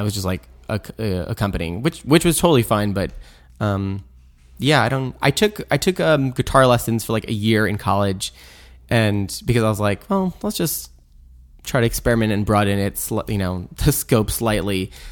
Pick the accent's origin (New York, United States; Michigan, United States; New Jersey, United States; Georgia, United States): New York, United States; Long Island; also born or lived in Providence, Rhode Island, United States / Brooklyn, New York, United States; now in Wassaic, United States; growing up in Long Island, we'd go to museums